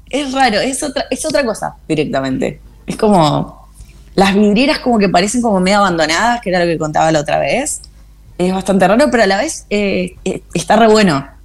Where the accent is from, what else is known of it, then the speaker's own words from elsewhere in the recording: Buenos Aires Province, Argentina; Somos todas argentinas. Somos la Leandra, Pichona, Pichona de San Juan, la Leandra de Capital, eh, la Río Trueno, que es de San Clemente, y yo que soy este híbrido que soy, no, no sé, bonaerense por lo menos.